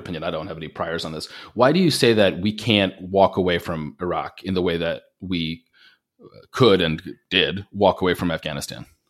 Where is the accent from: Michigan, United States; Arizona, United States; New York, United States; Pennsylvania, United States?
New York, United States; Long Island; growing up on Long Island